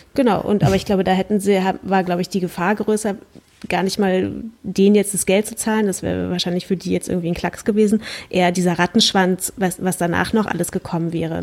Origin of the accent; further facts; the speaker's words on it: Germany; ich kann jetzt natürlich als Deutsche dem Dänisch nicht mächtigen